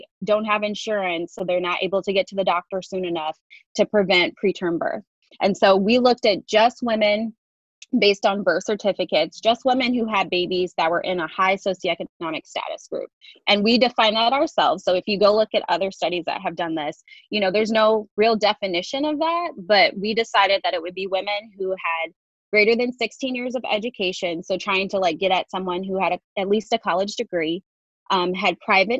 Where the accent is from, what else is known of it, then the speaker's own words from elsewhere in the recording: Detroit, Michigan, United States; moved away as an adult; also born or lived in Indiana; now in Chapel Hill, United States; I'm originally from the Midwest. I went to medical school at Indiana University School of Medicine, and my family and I are originally from Detroit